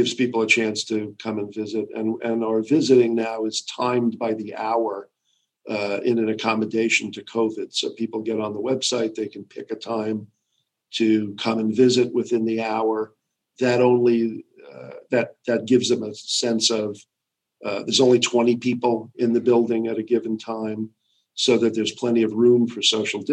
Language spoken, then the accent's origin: English; New York, United States; I grew up in New York